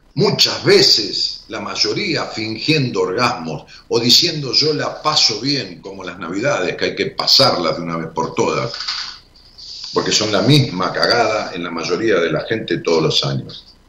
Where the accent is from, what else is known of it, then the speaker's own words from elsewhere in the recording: Argentina; en Raúl Mejía, mi pueblo